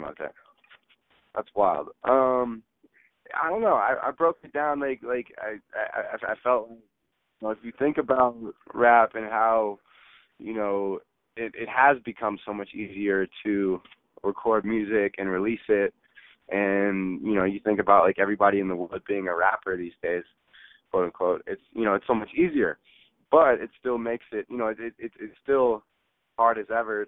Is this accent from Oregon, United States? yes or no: no; the Bay Area, California, United States; growing up in the Bay